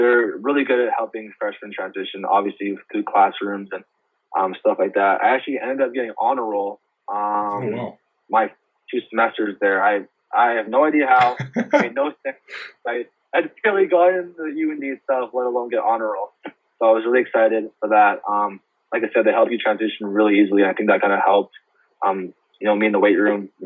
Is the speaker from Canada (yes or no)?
yes; Winnipeg, Manitoba, Canada; moved away as an adult; Brady and I, another Winnipeg guy, we got made fun of so much for being Canadian